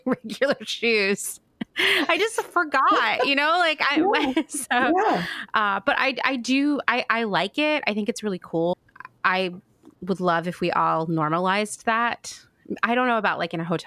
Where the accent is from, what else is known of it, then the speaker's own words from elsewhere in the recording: United States; as an American